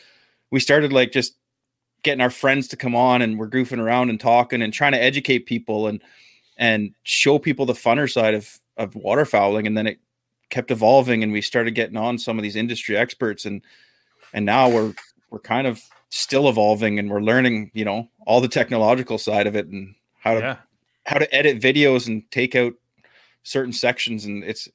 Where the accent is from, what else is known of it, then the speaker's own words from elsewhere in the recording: Ontario, Canada; we're both from Ontario, Canada